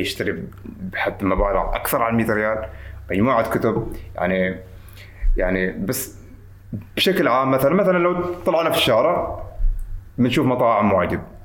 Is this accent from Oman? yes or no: yes; Oman; معنا في عمان